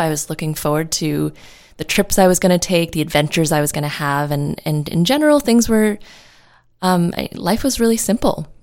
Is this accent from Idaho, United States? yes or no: no; New York City, New York, United States; moved away as an adult; now in California, United States; I'm from New York City, and I moved out to California on my own.